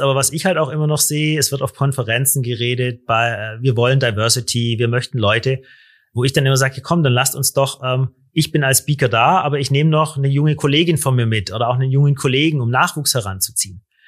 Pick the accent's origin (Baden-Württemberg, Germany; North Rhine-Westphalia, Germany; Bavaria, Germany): Baden-Württemberg, Germany; Stuttgart area; ich komme aus der Stuttgarter Gegend, da haben wir die Ingenieure